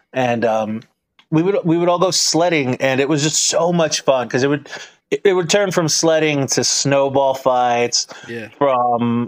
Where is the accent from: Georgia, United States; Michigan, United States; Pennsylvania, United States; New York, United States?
Michigan, United States; I grew up in Michigan